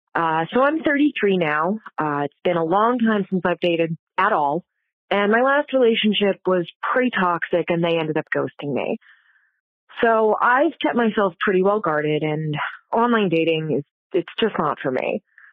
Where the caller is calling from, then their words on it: Philadelphia, Pennsylvania, United States; Hey, Kate and Leisha. … from Philadelphia.